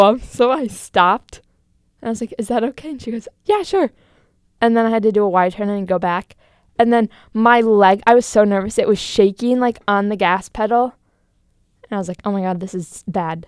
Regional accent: Green Bay, Wisconsin, United States; moved away as an adult; now in Milwaukee, United States; I'm from Green Bay, Wisconsin.

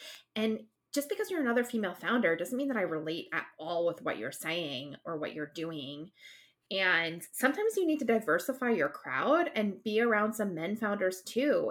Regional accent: East Coast, United States; we're both from the East Coast

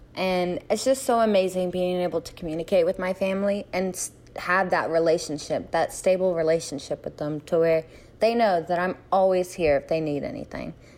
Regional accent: Sanford, North Carolina, United States; also born or lived in Moscow, Russia; I grew up in Sanford, North Carolina, which is kinda close to the biggest military base in America

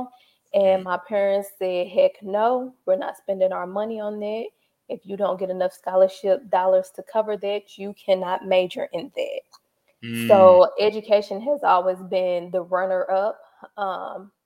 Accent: St. Louis, Missouri, United States; also born or lived in Pine Bluff, Arkansas; I am from St. Louis, Missouri. So I grew up here. I was born in Pine Bluff, Arkansas.

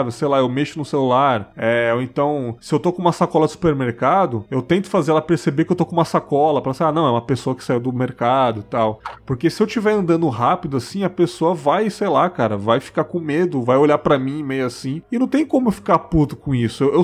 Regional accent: São Paulo, Brazil; moved away as an adult; Eu sou de São Paulo, morei lá até os 19 anos.

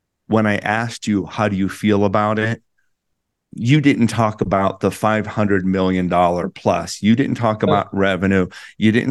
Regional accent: Plum, Pennsylvania, United States; my hometown outside of Pittsburgh in Plum, Pennsylvania

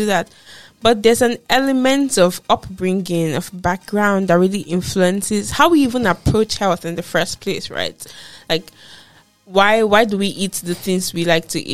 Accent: Nigeria; moved away as an adult; I am from Nigeria and I grew up in Nigeria

